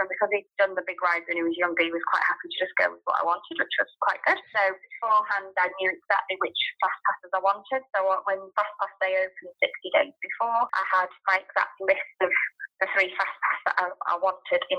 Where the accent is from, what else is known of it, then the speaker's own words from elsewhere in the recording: Yorkshire and the Humber, United Kingdom; now in Northampton, United Kingdom; So I'm from Northampton, but from Yorkshire originally.